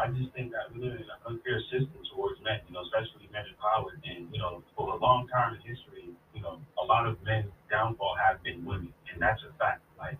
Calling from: Woonsocket, Rhode Island, United States; I'm calling from Woonsocket, Rhode Island.

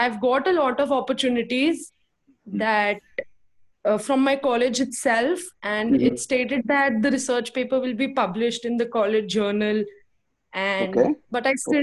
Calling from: Delhi, India; I'm calling from Delhi.

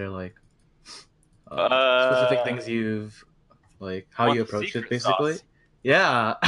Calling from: East Coast, United States; Oh, from the US East Coast.

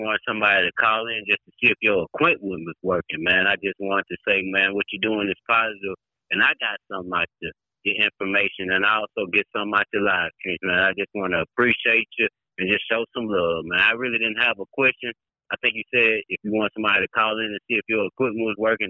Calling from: Shreveport, Louisiana, United States; I'm calling from Shreveport, Louisiana.

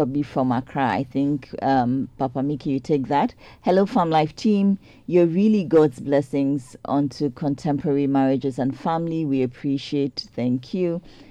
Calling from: Botswana; Good morning. I'm listening from Botswana.

